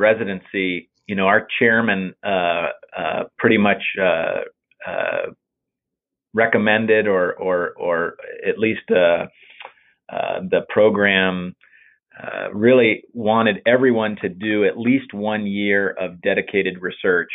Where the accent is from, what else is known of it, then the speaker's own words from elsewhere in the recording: Tampa, Florida, United States; I was born in Florida, in Tampa, actually.